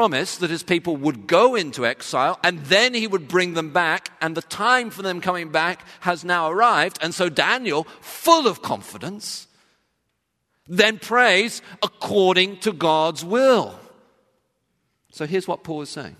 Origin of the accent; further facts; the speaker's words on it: England, United Kingdom; when I was growing up in England